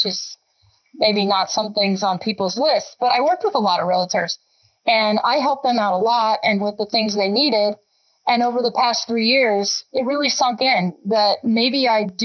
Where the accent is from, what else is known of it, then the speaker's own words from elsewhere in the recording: Estes Park, Colorado, United States; also born or lived in California; I grew up in the Estes Park area